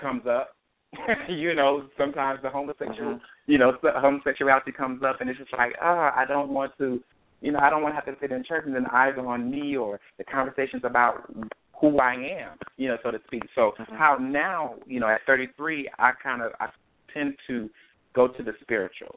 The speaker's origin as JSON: {"language": "English", "town": "Myrtle Beach", "region": "South Carolina", "country": "United States", "also_born_or_lived": "Atlanta", "moved": "as an adult", "lives_now": "Maryland, United States", "said": "I from Myrtle Beach, South Carolina"}